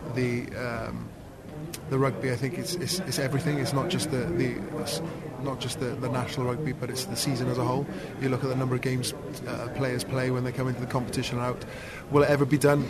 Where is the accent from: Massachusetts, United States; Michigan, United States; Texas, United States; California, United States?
California, United States; Anaheim; I grew up in Anaheim.